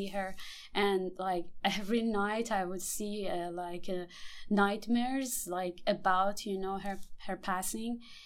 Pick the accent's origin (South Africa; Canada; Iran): Iran; now in Houston, United States; I'm coming from Iran